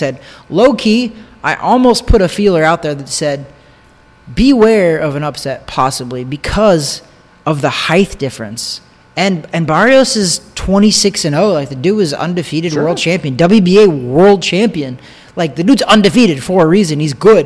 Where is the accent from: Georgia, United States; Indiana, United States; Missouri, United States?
Missouri, United States; Osborn; now in Orlando, United States; I grew up in Osborne, Missouri